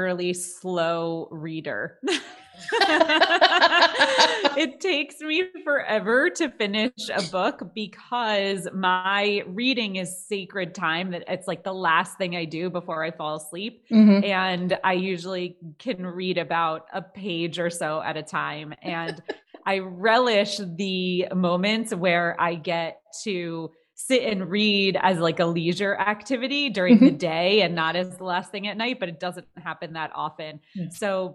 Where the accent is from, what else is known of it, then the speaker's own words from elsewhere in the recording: New Jersey, United States; moved away; also born or lived in Manhattan, New York; I am from New Jersey originally